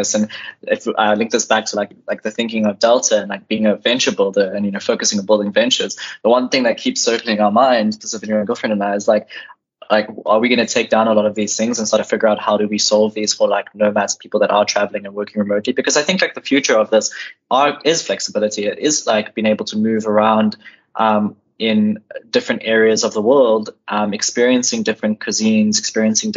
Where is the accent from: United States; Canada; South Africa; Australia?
South Africa; we are South African citizens and we only have South African passports